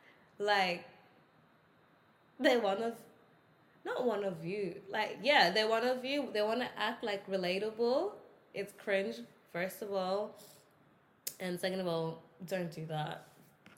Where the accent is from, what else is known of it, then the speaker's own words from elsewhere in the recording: Australia; also born or lived in South Sudan; I'm Australian, yeah. I was born here, yeah. My mom and dad were born here